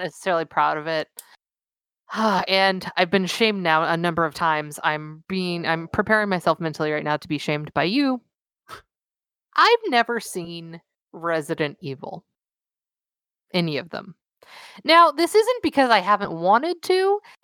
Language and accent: English; Southern California, United States; I'm from Southern California